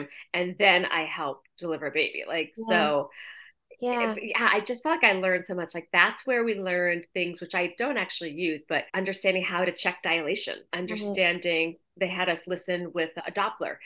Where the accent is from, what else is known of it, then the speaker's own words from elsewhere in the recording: outside of Boston, Massachusetts, United States; moved away as an adult; also born or lived in New York; I grew up in outside of Boston. I went to school in Boston and New York, and then I lived in New York.